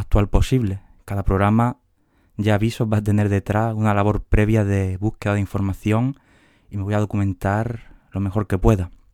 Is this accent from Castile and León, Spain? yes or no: no; Huelva, Andalusia, Spain; moved away as an adult; now in Seville, Spain; de Huelva, aunque ahora que pienso, casi los últimos 15 años he estado en Sevilla